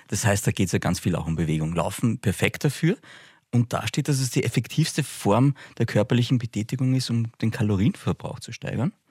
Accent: Upper Austria, Austria; ich bin in Oberösterreich aufgewachsen

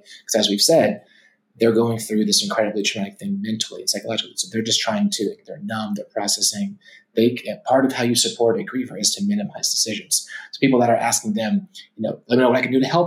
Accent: Atlanta, Georgia, United States; growing up in Atlanta with where my dad's side was from

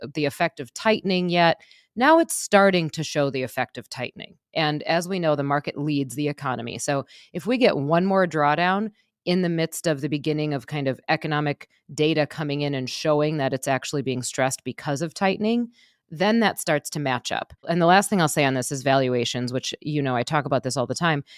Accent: Wisconsin, United States; I'm from Wisconsin

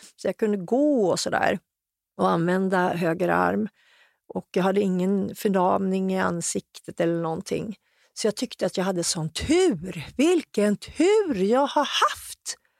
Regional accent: Hudiksvall, Gävleborg County, Sweden; hemma i Hudik

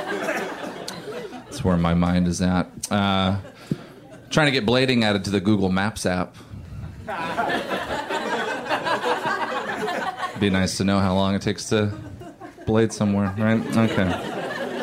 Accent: Oregon, United States; I grew up in Oregon

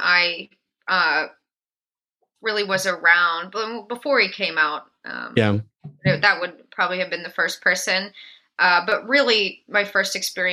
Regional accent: Western Pennsylvania, United States; moved away as an adult; now in Brooklyn, United States; I am originally from Western Pennsylvania

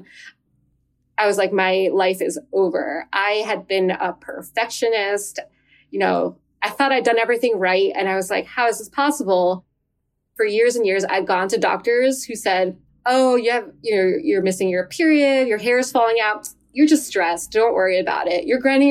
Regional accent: New Jersey, United States; moved away as an adult; also born or lived in Western Massachusetts; now in Massachusetts, United States; I grew up in New Jersey

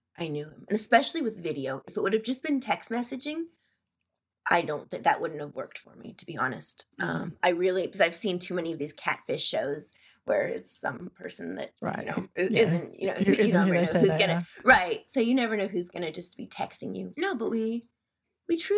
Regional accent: Seattle, Washington, United States; I'm from Seattle, Washington

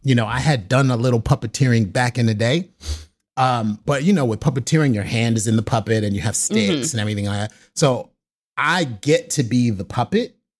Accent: New York City, New York, United States; I'm from the South Bronx, New York City

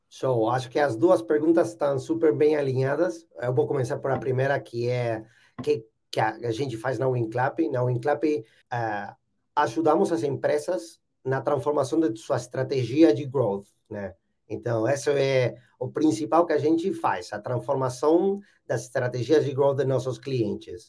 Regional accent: Buenos Aires, Argentina; Portuguese is a second language; Eu sou argentino, nasci e morei toda a minha vida em Buenos Aires, alguns anos fora, mas a maior parte do tempo em Buenos Aires

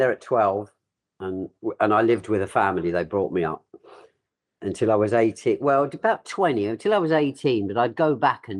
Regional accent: Brighton, South East England, United Kingdom; I'm calling from Brighton, which is my hometown, down in the south of England, 50 miles south of London on the coast. I've never left here

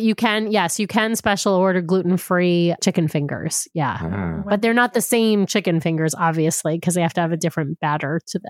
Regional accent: New York, United States; I grew up in New York

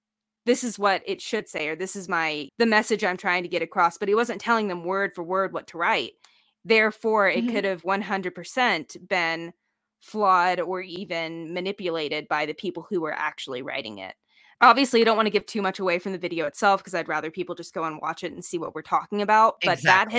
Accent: the South, United States; I was born in the South, literally in the butt crack of the Bible Belt

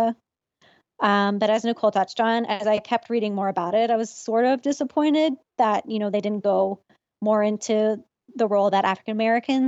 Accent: Canada; as a Canadian

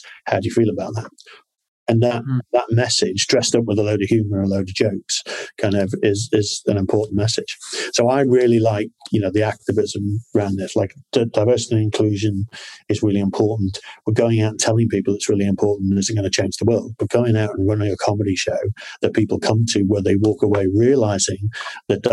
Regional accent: Liverpool, North West England, United Kingdom; I'm from Liverpool

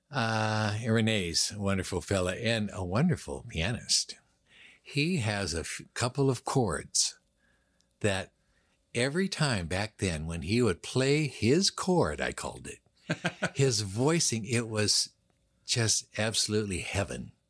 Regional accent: Seattle, Washington, United States; also born or lived in Los Angeles; I grew up on Queen Anne Hill

